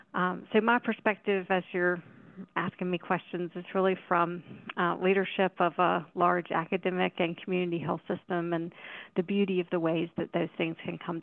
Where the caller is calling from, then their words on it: Chapel Hill, North Carolina, United States; I'm actually in Chapel Hill right now, North Carolina, at the University of North Carolina in my office.